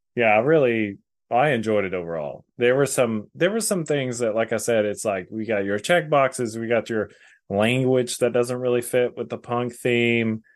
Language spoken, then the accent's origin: English; North Texas, United States; born or raised there